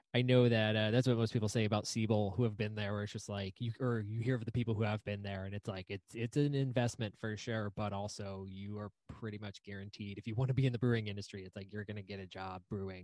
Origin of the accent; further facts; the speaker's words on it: Indianapolis, Indiana, United States; now in South Bend, United States; I grew up in Indianapolis and living in South Bend now